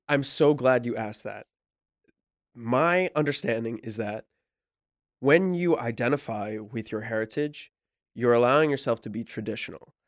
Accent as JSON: {"language": "English", "region": "New Jersey", "country": "United States", "said": "I don't say I'm from New Jersey when I go abroad. I say I'm from New York City 'cause I work there"}